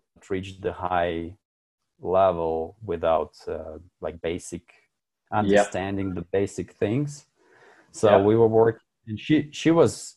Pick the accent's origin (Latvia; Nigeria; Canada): Latvia; first language Russian; English is a second language; moved away as an adult; now in the Alps; I'm from Latvia